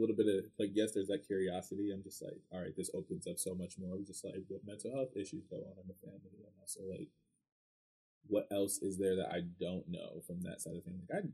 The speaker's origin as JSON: {"language": "English", "town": "Reading", "region": "Pennsylvania", "country": "United States", "tie": "born or raised there", "said": "growing up in Reading, I had no choice but to be immersed in Spanish culture"}